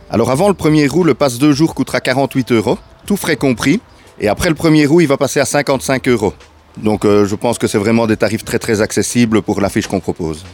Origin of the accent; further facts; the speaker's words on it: Ardennes, Wallonia, Belgium; on, est en Ardennes, quand on est des Ardennais